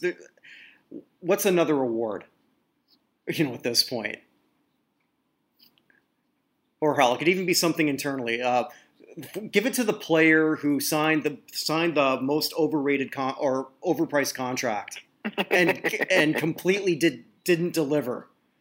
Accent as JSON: {"language": "English", "country": "Canada", "said": "I'm a Canadian."}